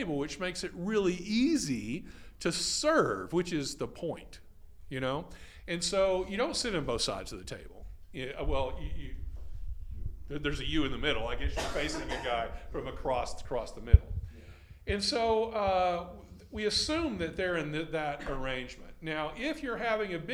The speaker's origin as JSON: {"language": "English", "region": "Texas", "country": "United States", "said": "I'm from Texas"}